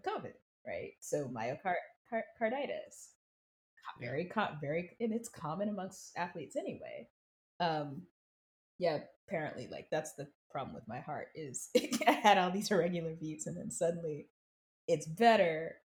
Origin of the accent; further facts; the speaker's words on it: South Carolina, United States; moved away; I grew up in South Carolina